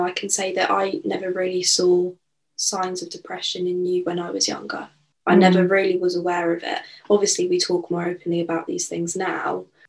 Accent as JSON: {"language": "English", "country": "United Kingdom", "said": "as a Brit."}